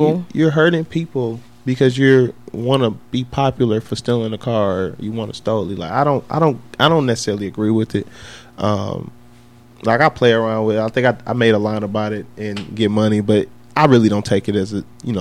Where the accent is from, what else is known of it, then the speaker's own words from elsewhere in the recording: Milwaukee, Wisconsin, United States; I am from Milwaukee, and I'm, you know, our city has room for growth